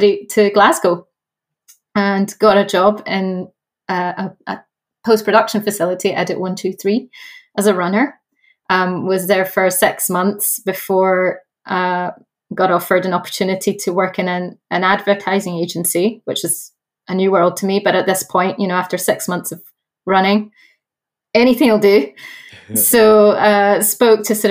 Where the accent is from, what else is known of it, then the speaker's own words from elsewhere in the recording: Brazil; moved away; also born or lived in Dundee, Scotland; I was born in Brazil and moved